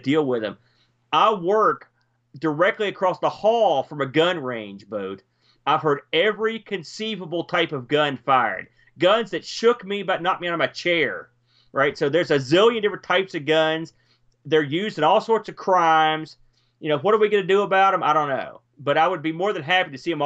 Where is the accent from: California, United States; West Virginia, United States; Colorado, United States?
West Virginia, United States; also born or lived in New Jersey (Jersey Shore); I'm a transplanted to West Virginia via, I was born and spent 5 or 6 years in New Jersey before we moved here, but haven't been here this long. I guess I'm a proud West Virginian.